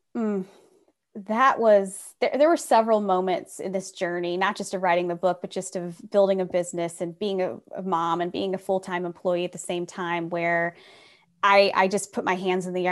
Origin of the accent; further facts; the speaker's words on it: Republic, Ohio, United States; I grew up in Republic, Ohio, population six hundred